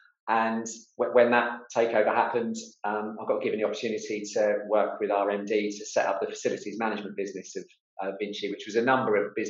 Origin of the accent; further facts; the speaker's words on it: Portsmouth, South East England, United Kingdom; with a construction business in my hometown in Portsmouth